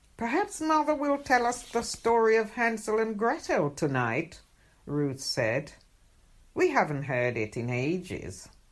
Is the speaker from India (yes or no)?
no; Jamaica; moved away; as a child going, growing up in Jamaica